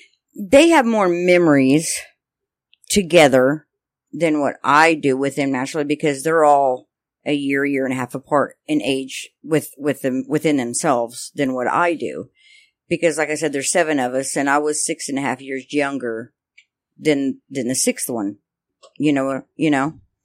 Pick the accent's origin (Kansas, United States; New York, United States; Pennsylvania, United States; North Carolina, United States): Kansas, United States; Lyons; I grew up in Lyons, Kansas. I have 6 brothers and sisters.